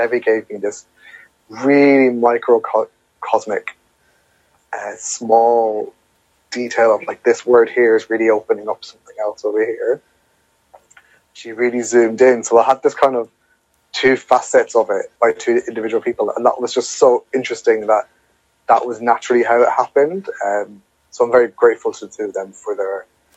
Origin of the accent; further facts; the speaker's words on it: Ireland; moved away; here's my background of growing up in Ireland in a context